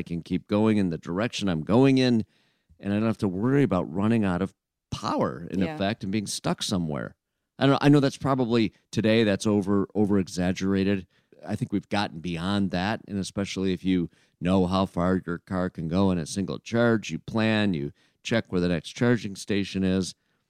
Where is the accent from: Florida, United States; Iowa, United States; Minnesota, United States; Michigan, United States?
Michigan, United States; Flint; I'm from Flint.